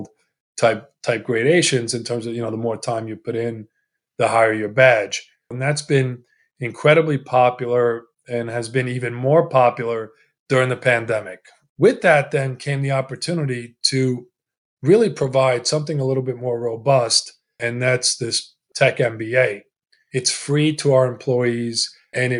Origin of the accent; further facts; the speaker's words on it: Glen Cove, New York, United States; first language Italian; English is a second language; also born or lived in Italy; We immigrated from Italy. We settled in a town on the north shore of Long Island in the New York area called Glen Cove. My first language was Italian, and I learned English in the schools, and I went to the Glen Cove public schools.